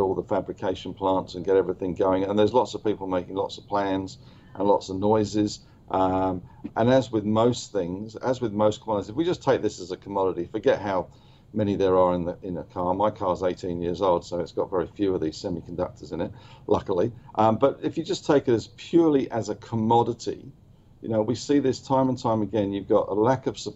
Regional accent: London, United Kingdom; now in New South Wales, Australia; I'm a POM. I'm a Londoner.

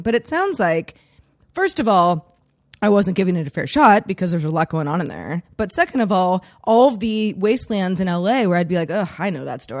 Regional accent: San Francisco, California, United States; also born or lived in Los Angeles; growing up in the Bay Area and spending a lot of, uh, many of my, my formative years in San Francisco

